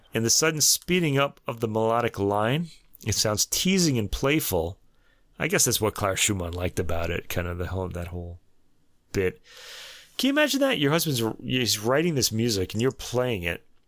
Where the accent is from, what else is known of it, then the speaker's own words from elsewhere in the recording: Brooklyn, New York, United States; I'm from, I was born in Brooklyn